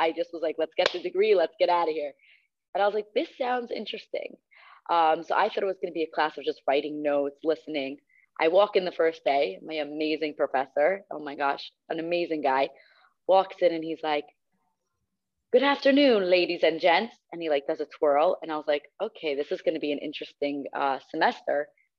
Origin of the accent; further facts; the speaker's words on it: Cedarhurst, New York, United States; I'm from Cedarhurst, New York